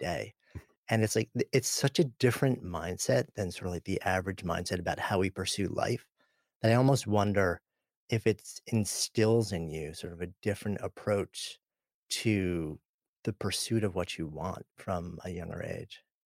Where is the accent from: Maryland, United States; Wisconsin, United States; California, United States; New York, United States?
New York, United States; I grew up just outside of New York City